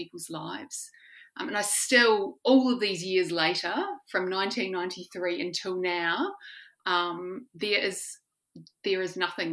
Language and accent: English; New Zealand; I'm from New Zealand